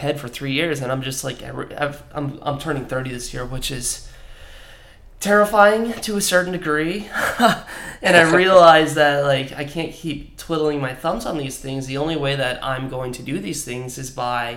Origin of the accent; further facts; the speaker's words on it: Washington, United States; moved away as an adult; also born or lived in Seattle; now in Los Angeles, United States; my hometown of Washington, I grew up in a smallish agriculture community